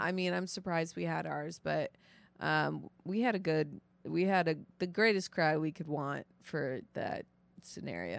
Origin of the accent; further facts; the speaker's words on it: North Shore suburbs of Chicago, Illinois, United States; also born or lived in Florida; originally I'm from Florida, but I mainly grew up, uh, like in the North Shore suburbs